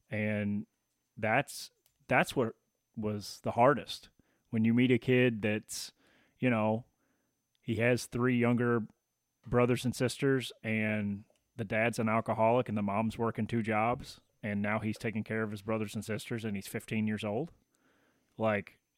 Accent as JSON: {"language": "English", "region": "Tennessee", "country": "United States", "moved": "yes", "said": "so that's kind of me with Tennessee and moving back."}